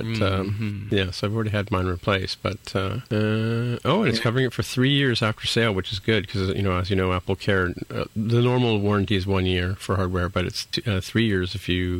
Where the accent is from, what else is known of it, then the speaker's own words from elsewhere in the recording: Canada; I'm a Canadian.